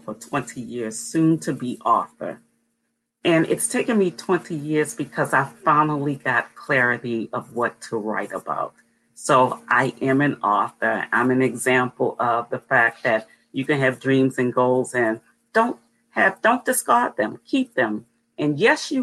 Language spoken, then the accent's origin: English; Baltimore, Maryland, United States; I was born and raised in Baltimore. I live in the western part of Maryland